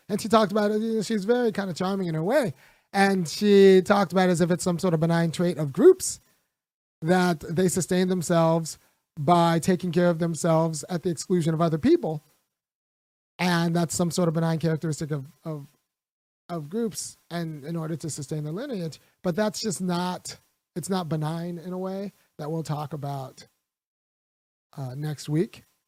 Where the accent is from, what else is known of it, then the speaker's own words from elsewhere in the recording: California, United States; I grew up in California